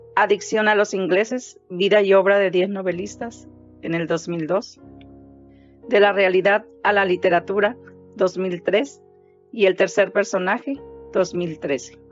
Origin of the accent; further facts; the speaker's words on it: Mexico; also born or lived in San Luis Río Colorado, Sonora; Soy mexicana, tengo 59 años de edad, perdón, 57, y vivo en San Luis Río Colorado, Sonora